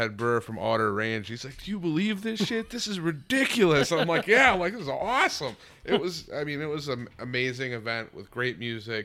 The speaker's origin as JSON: {"language": "English", "region": "Wisconsin", "country": "United States", "said": "we're from Wisconsin, the land of the church festivals"}